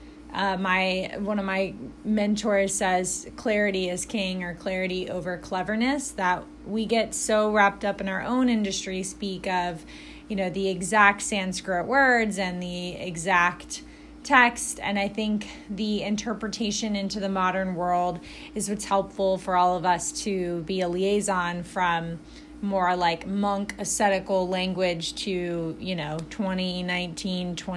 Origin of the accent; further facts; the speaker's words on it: Alabama, United States; also born or lived in Chicago / Indiana; now in Indianapolis, United States; I'm from Alabama